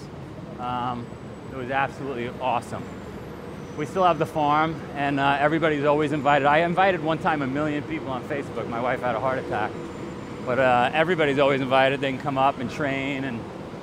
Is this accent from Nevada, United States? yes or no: no; New York City, New York, United States; moved away as an adult; also born or lived in Pittsfield, Vermont / Singapore; I grew up in Queens